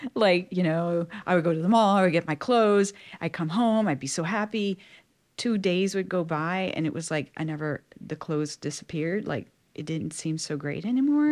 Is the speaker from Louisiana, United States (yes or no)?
yes; South Louisiana, United States; was born and raised in South Louisiana